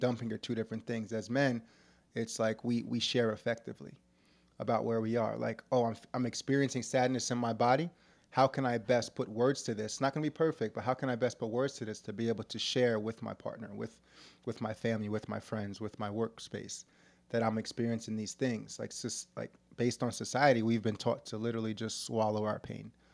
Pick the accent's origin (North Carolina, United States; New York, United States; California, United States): New York, United States; New York City; When I was, like, seven years old, I was growing up in New York City in the hood